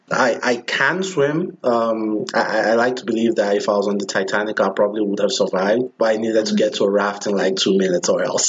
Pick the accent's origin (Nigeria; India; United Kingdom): Nigeria; moved away; I'm from Nigeria, and everyone is pretty much Christian or pretends to be Christian